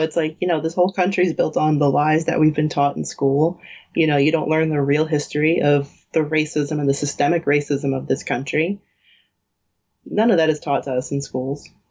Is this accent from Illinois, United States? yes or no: no; New York, United States; we grew up in New York, which is like has literally everyone from everywhere